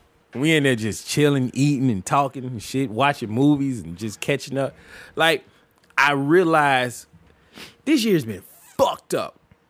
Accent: Montgomery, Alabama, United States; moved away; Went down to the Gump. I'm from Montgomery.

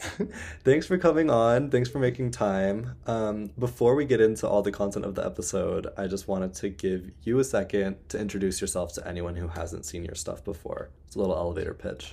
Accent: northern Colorado, United States; also born or lived in Illinois / Germany; now in Netherlands; I'm currently here in northern Colorado, For those of you who have been following me for a while, you would know that this is where I'm from. Um, I was born in Illinois, and then I moved here for eleven years before moving to Germany

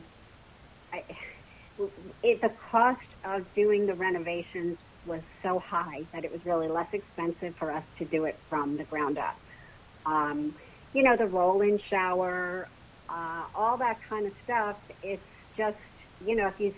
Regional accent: New Jersey, United States; moved away as an adult; now in Plano, Texas, United States; I currently live in Plano, Texas, and I'm originally from New Jersey. You can probably tell by the way I speak

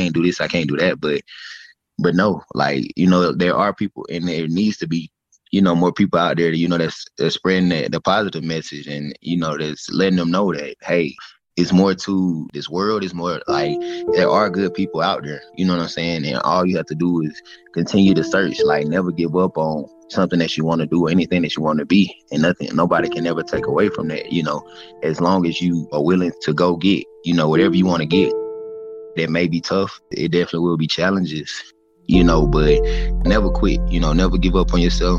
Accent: Dothan, Alabama, United States; When I growing up in Alabama, growing up in Dothan where I'm from

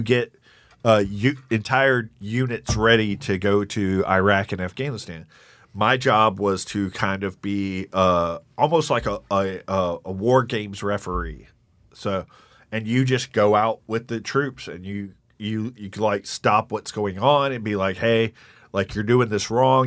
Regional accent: Jasper, Texas, United States; moved away; also born or lived in Eastern North Carolina; I grew up mostly in East Texas, but also Eastern North Carolina.

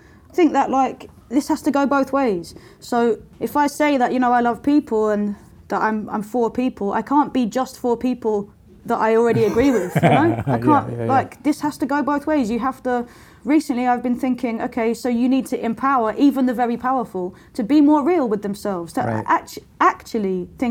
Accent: London, United Kingdom; when I was growing up in Lewisham, which is the borough where I grew up

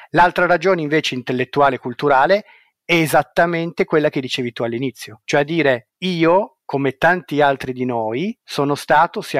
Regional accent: Ivrea, Piedmont, Italy; io sono mm, nato e cresciuto ad Ivrea e ho scoperto alcune cose. Io sono nato nel 1973, Adriano Olivetti muore nel 1960.

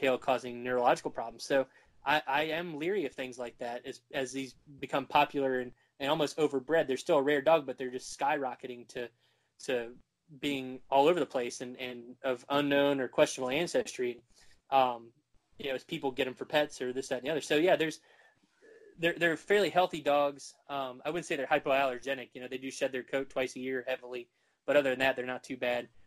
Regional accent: Virginia, United States; I grew up in Virginia, and we hunt everything with dogs

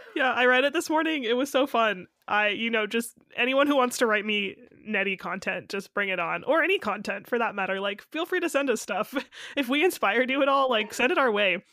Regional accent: United States; I am also from America

